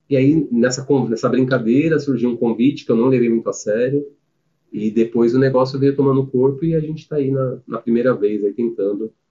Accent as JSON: {"language": "Portuguese", "region": "São Paulo", "country": "Brazil", "tie": "born or raised there", "moved": "as an adult", "lives_now": "Jundiaí, Brazil", "said": "Sou de São Paulo, nasci e criei lá em São Paulo"}